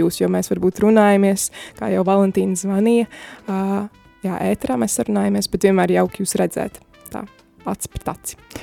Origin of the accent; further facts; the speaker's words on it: Cesvaine, Madona Municipality, Latvia; now in Sigulda, Latvia; Cesvei, no kurienes es esmu